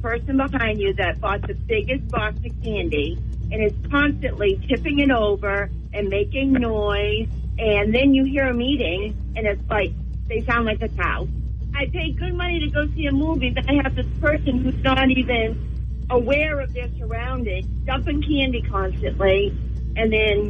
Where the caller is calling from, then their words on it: Nottingham, New Hampshire, United States; from Nottingham.